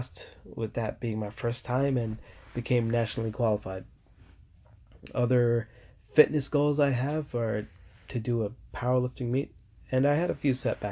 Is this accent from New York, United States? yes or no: yes; New York, United States; I'm from New York